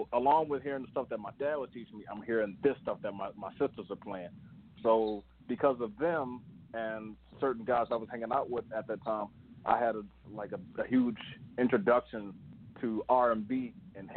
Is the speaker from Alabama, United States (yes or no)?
no; Baltimore, Maryland, United States; my hometown, Baltimore